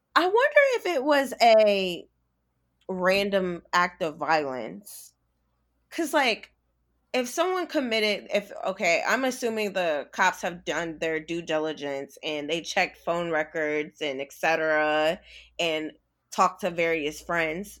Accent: Virginia, United States; I am from Virginia.

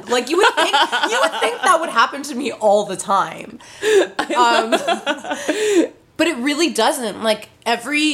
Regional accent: New York City, New York, United States; moved away; I grew up in New York City

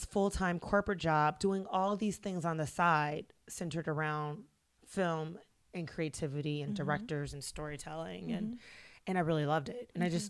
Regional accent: Inglewood, California, United States; I grew up in Inglewood, California.

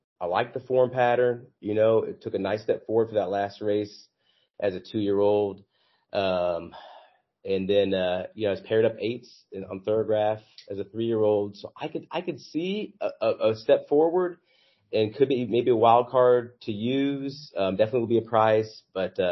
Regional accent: Kansas City, United States; I'm from Kansas City

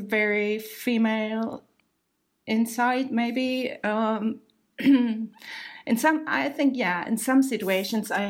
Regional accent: Germany; we Germans

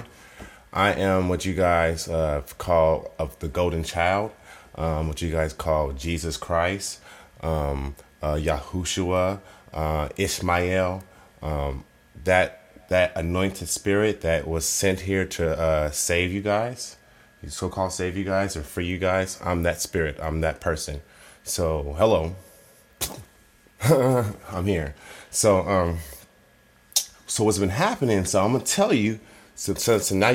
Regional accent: Oakland, California, United States; I'm from Oakland

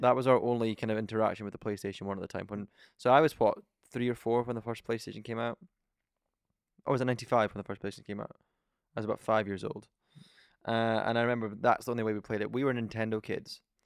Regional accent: Scotland, United Kingdom; We're from Scotland

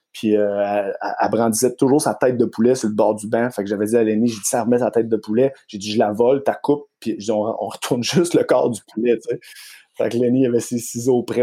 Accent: Mauricie, Quebec, Canada; quand on vient de la Mauricie

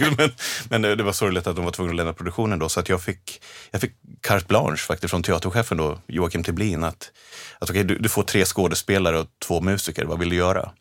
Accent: Vedevåg, Örebro County, Sweden; Jag är från Örebrotrakten, norr om ah, okay. Örebro, En liten, liten by som heter Vedevåg ute på landet

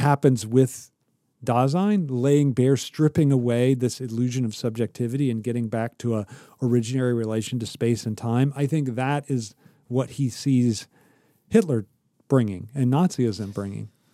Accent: Ohio, United States; moved away; I'm from Ohio, but I'm not rooted there.

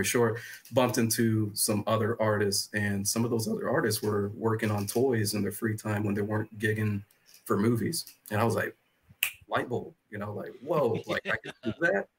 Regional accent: Illinois, United States; I was born and raised in Illinois back in 87

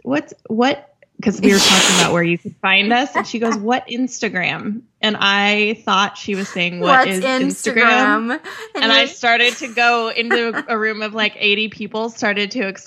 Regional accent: North Shore, Massachusetts, United States; I'm North Shore.

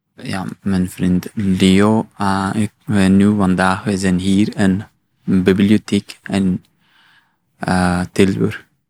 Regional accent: Afghanistan; Dutch is a second language; now in Belgium; ik kom uit Afghanistan.

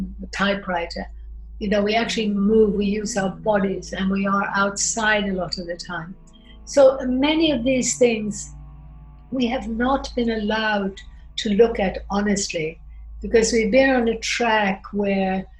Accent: Sweden; moved away; also born or lived in United States / France / Austria; I grew up in Sweden, but I also lived in America. I lived in France, I lived in Austria, and studied in Italy and Spain and Mexico.

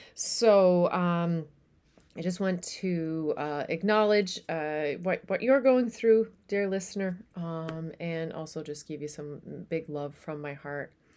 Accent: Newfoundland and Labrador, Canada; now in Netherlands; I am a Newfoundlander and Canadian coming to you from a city just south of Amsterdam in the Netherlands

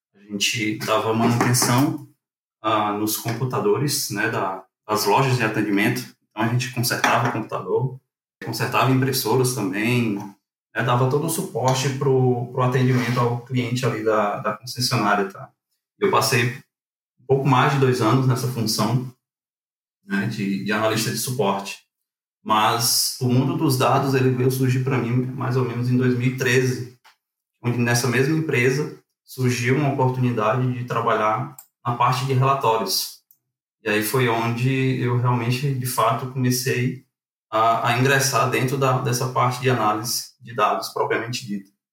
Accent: Fortaleza, Ceará, Brazil; moved away as an adult; also born or lived in Acaraú, Ceará; now in Porto Alegre, Brazil; Sou natural de Acaraú, é uma cidade ali situada na região norte do estado do Ceará, desde os meus 10 anos de idade, mas minha família ah, acabou migrando ali para tal Fortaleza, né? Onde foi basicamente eu cresci e vivi até ali o ah, comecinho de 2019

